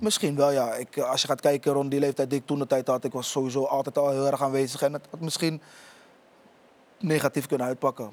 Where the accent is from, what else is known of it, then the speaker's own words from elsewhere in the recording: Rotterdam, South Holland, Netherlands; ik kom oorspronkelijk uit Rotterdam. Ik woon in Rotterdam-Oost